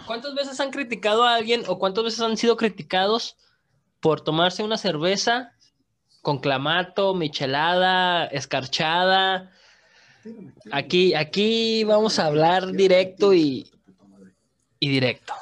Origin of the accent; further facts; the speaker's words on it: Veracruz, Mexico; soy de Veracruz